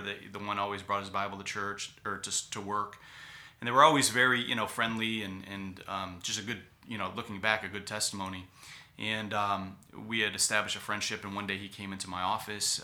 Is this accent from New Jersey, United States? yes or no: no; Cleveland, Ohio, United States; moved away as an adult; also born or lived in California; my hometown, which is Cleveland